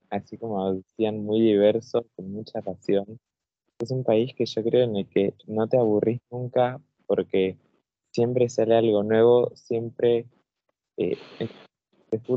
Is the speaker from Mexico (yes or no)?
no; Argentina; las personas se dan cuenta de que sos de Argentina, sea, donde uno se muestra, es, es una personalidad que se muestra demasiado, y que es lo que llevamos de la raíz de ser de este país, un país así de lindo.